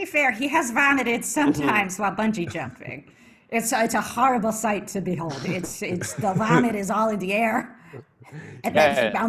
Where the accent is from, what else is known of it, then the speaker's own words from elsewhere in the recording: Ohio, United States; moved away as an adult; I'm from Ohio originally, the Ohio Pepper Steaks, and I met my husband when I was 20 years old.